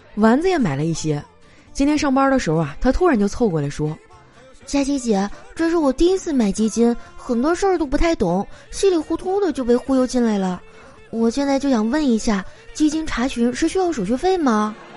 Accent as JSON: {"language": "Chinese", "region": "Northeast China", "country": "China", "moved": "yes", "lives_now": "Shanghai, China", "said": "身为一个东北人啊，我还是很喜欢我家乡的文化的"}